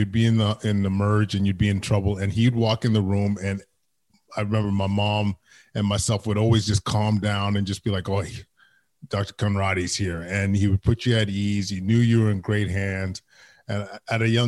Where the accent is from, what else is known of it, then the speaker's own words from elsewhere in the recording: Edmonton, Alberta, Canada; English is a second language; I am a proud Edmontonian, born and raised in Edmonton, West End, West Side, Aldergrove